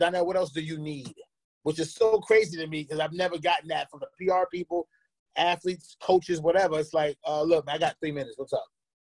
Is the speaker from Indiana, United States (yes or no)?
no; New York, United States; moved away as an adult; now in Atlanta, United States; I'm from New York